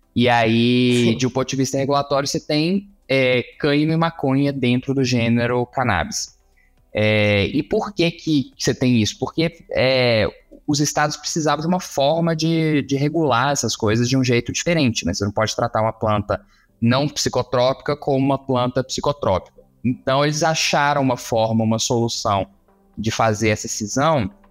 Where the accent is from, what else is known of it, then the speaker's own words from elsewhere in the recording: Juiz de Fora, Minas Gerais, Brazil; also born or lived in Uruguay / Canada / Belo Horizonte; now in Brasília, Brazil; Eu sou mineiro de Juiz de Fora